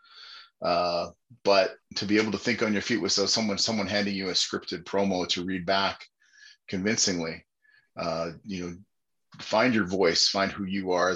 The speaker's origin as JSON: {"language": "English", "town": "Winnipeg", "region": "Manitoba", "country": "Canada", "said": "I started as a 160-pound kid in Winnipeg"}